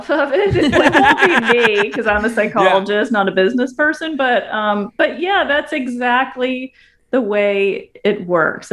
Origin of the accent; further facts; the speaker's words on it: South Carolina, United States; moved away as an adult; also born or lived in Berkeley, California; now in Virginia, United States; I live in Virginia. I'm from South Carolina.